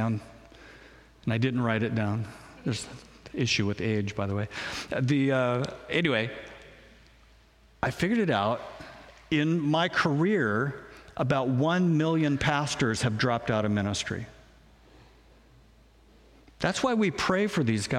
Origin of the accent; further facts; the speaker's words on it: Spokane, Washington, United States; moved away as an adult; also born or lived in Portland; now in Grapeview, United States; I was born in Spokane. I'm a Northwest kid. I was raised in Spokane.